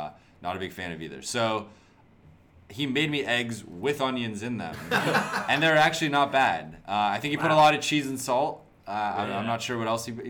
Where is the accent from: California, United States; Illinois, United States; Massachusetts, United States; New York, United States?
California, United States; Agoura Hills; I grew up in Agoura, which is like 5 minutes from Calabasas